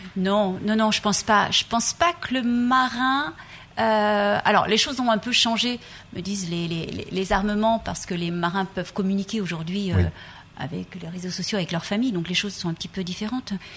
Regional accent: Brittany, France; je viens de Bretagne

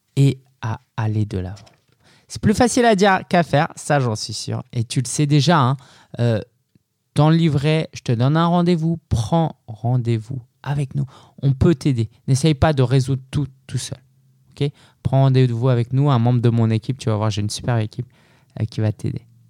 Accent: France; je suis né en France

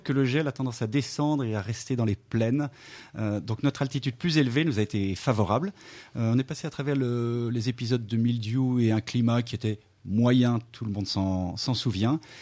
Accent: Lyon, Auvergne-Rhône-Alpes, France; je suis né à Lyon

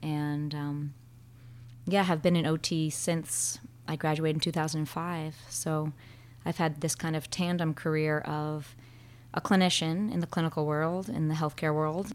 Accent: Martha's Vineyard, Massachusetts, United States; moved away as an adult; also born or lived in Vermont; now in Bristol, Vermont, United States; I grew up on Martha's Vineyard, a small island off the coast of Massachusetts, close to Boston

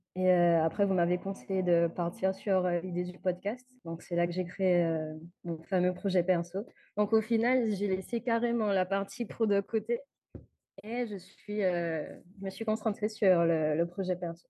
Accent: Guadeloupe; je viens de la Guadeloupe

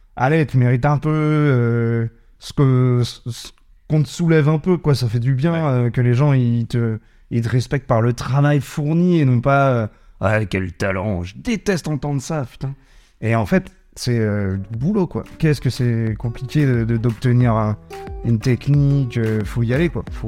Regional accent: Rezé, Pays de la Loire, France; now in Nantes, France; j'ai grandi à Rosé au niveau de la Blordière

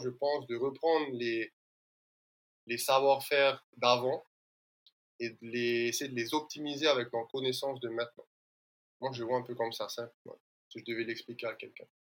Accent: French Polynesia; je suis originaire de l'île de Moria

